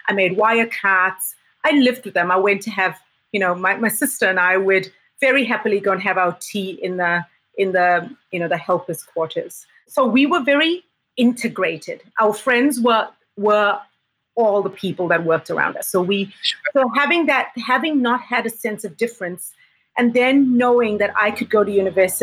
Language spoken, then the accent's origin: English; South Africa; first language English; also born or lived in Southeast Asia / Germany; now in New Zealand; growing up in South Africa, growing up on a farm